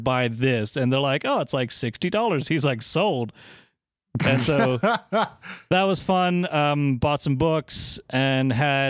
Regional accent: East Coast, United States; I am from the East Coast

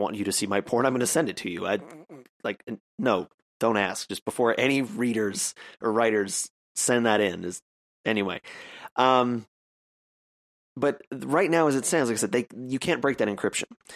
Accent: Canada; I'm a Canadian

